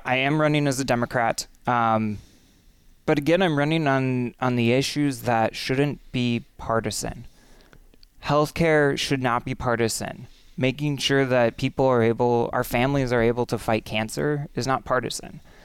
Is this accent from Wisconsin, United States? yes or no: yes; Menomonie, Wisconsin, United States; also born or lived in Madison, Wisconsin; I was born in Menominee. Um, and really grew up in Menominee, too